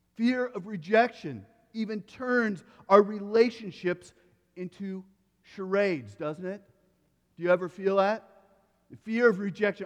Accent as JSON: {"language": "English", "region": "Iowa", "country": "United States", "tie": "born or raised there", "said": "When I grew up, I grew up in Iowa."}